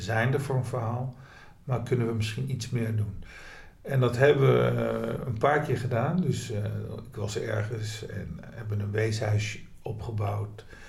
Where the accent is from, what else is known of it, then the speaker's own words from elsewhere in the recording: Nijmegen, Gelderland, Netherlands; deze stad waar ik woon, waar ik geboren ben